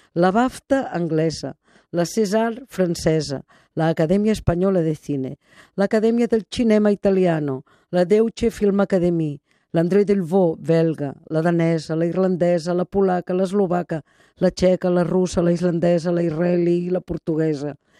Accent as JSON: {"language": "Catalan", "region": "Catalonia", "country": "Spain", "said": "com a catalans"}